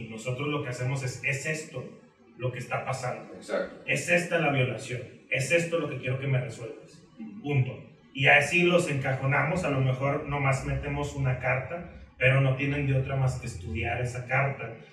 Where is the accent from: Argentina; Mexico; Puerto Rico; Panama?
Mexico; Ciudad Juárez, Chihuahua; now in Mexico City, Mexico; yo soy originario de Ciudad Juárez, Chihuahua, tengo siete años aquí en la Ciudad de México